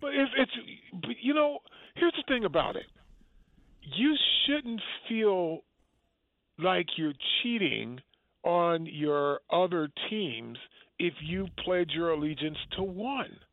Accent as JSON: {"language": "English", "town": "Detroit", "region": "Michigan", "country": "United States", "tie": "born or raised there", "said": "growing up, it was Detroit Lions because I was from Detroit"}